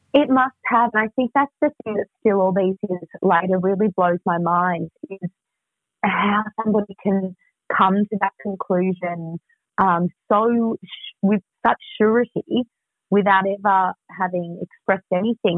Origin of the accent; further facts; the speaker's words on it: Melbourne, Victoria, Australia; moved away; I'm from Melbourne, so it's kind of like, right, at some point I knew I was going to move back.